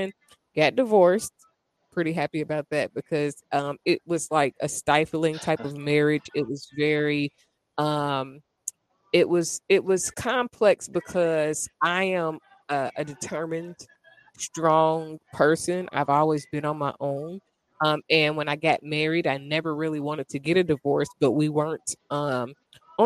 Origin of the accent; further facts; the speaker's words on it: Dayton, Ohio, United States; I am from Dayton, Ohio